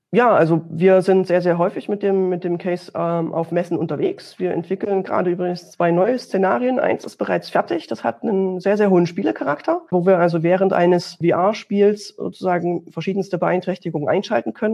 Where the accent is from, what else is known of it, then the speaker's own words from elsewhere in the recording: Dresden, Saxony, Germany; Auch Sachsen, wo ich mich jetzt hier befinde, ich komme ja aus Dresden